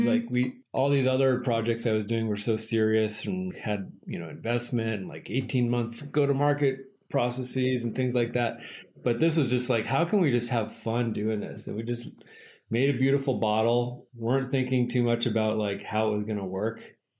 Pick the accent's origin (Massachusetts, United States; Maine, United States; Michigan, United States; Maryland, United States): Maine, United States; moved away as an adult; also born or lived in California; now in Joshua Tree, United States; I'm originally from Maine. We've lived in California a little over 10 years, I guess. But we have a house that we're renovating on this small island off the coast of Portland in Maine.